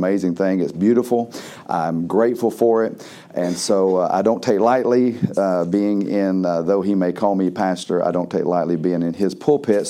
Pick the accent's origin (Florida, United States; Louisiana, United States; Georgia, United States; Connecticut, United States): Georgia, United States; I'm from Georgia